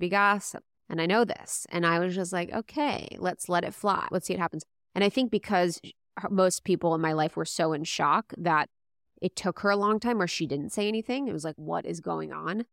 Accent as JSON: {"language": "English", "region": "Midwest", "country": "United States", "tie": "born or raised there", "said": "we're Catholic, we grew up in Midwest"}